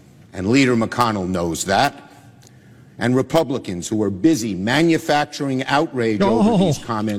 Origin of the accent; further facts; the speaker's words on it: New York City, New York, United States; I'm from Brooklyn. We speak in strong language.